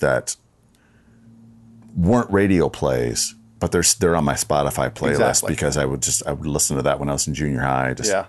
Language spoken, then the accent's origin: English; Wisconsin, United States; growing up in Wisconsin, I was a Packer fan